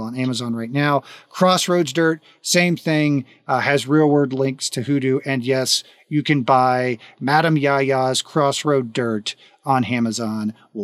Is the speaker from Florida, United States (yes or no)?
yes; Florida, United States; now in Texas, United States; I'm from Florida.